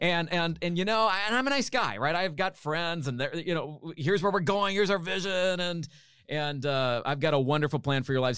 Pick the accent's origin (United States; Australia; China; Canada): Canada; I'm a Canadian.